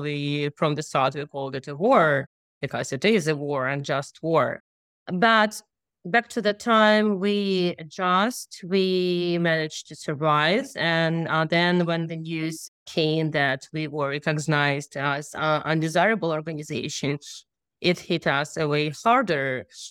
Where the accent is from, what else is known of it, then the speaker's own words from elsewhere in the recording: Udmurtia, Russia; I'm from Woodward Republic